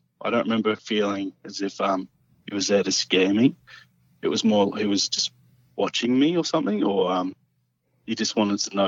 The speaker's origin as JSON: {"language": "English", "country": "Australia", "tie": "born or raised there", "moved": "yes", "lives_now": "Central Queensland, Australia", "said": "I grew up in the Black Hawk Range"}